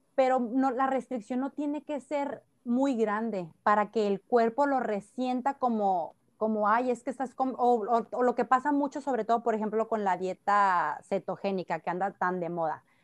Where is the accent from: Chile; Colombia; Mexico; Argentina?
Mexico; Sonora; now in Tijuana, Mexico; Soy sonorense de nacimiento